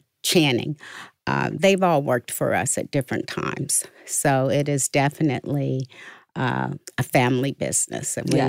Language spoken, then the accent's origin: English; Pittsburgh, Pennsylvania, United States; moved away as an adult; also born or lived in Knoxville; now in Florida, United States; I'm from the Hill District of Pittsburgh.